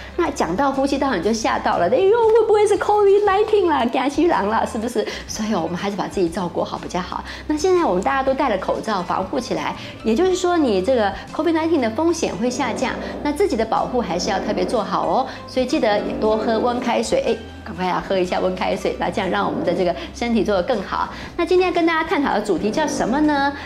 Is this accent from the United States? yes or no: no; Taiwan; 我们台湾人